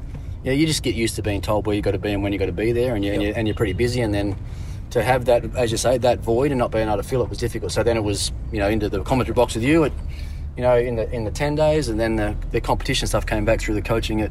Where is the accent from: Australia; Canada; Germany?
Australia; Tasmania; Like growing up in Tassie and, you know, playing all your junior cricket on AstroTurf where you didn't have to worry about the ball spinning too much.